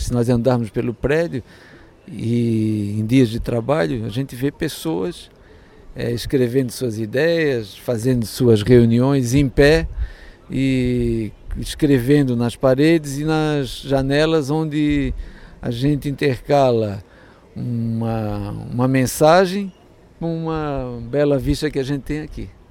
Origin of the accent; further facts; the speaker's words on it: Santa Catarina, Brazil; eu sou aqui de Santa Catarina